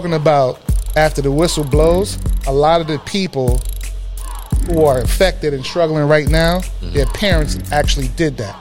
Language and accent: English; New York City, New York, United States; growing up in the Bronx